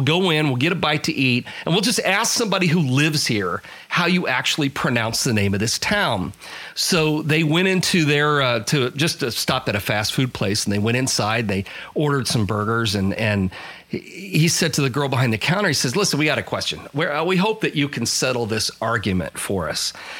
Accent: Illinois, United States; growing up in Illinois

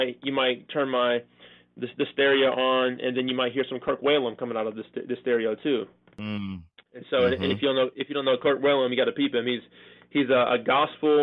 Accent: California, United States; born or raised there; moved away as an adult; also born or lived in Chicago, Illinois; now in Wake Forest, United States

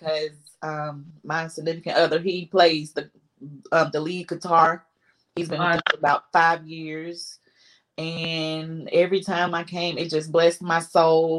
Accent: Winston-Salem, North Carolina, United States; I'm from Winston-Salem, North Carolina, born and raised.

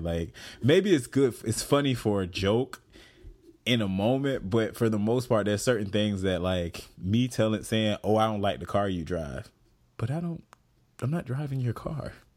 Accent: the South, United States; I'm from the South.

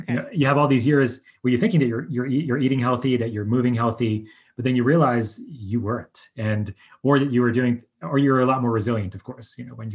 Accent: Long Island, New York, United States; moved away; I grew up on Long Island

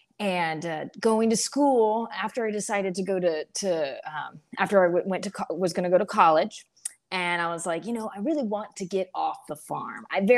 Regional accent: Ceres, California, United States; I'm native to California. I was born and raised in the Central Valley. Ceres is the actual town, but nobody really knows. It's very small.

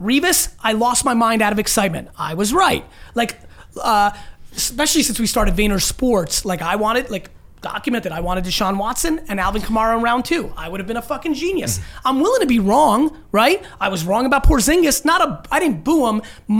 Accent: Russia; born there; moved away; Well, sure it does. I was born in Russia, so there was no history of family fandom.

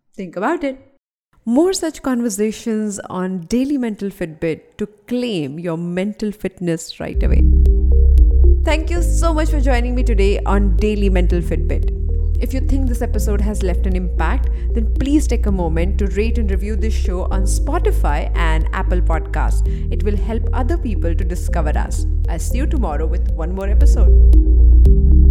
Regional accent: India; as an Indian

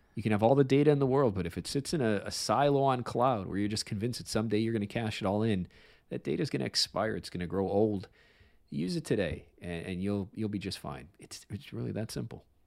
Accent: Chicago, Illinois, United States; I grew up on the South Side

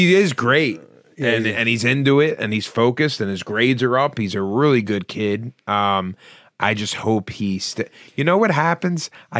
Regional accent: Philadelphia, Pennsylvania, United States; I played a lot of organized sports, where the parent was the coach growing up in South Philly

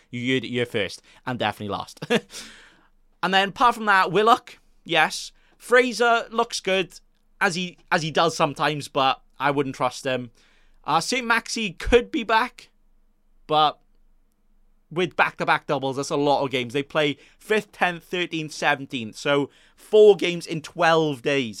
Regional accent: Wales, United Kingdom; I'm Welsh

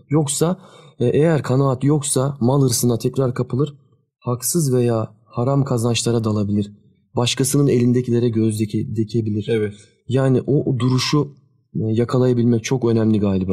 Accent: Sakarya, Turkey; Biz ikimiz de e, depremi görmüş kişiler olarak Sakaryalıyız biz.

